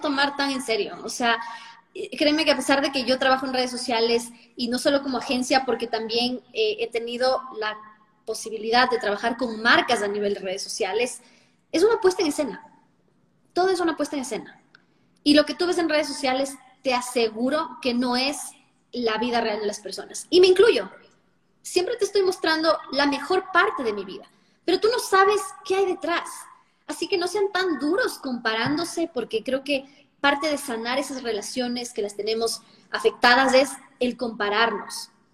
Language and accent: Spanish; Ecuador; moved away; also born or lived in Santo Domingo; mi país